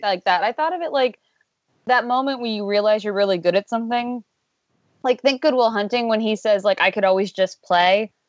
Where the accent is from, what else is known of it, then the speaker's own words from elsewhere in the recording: Pennsylvania, United States; I grew up in Pennsylvania, though not the part of Pennsylvania this is set in.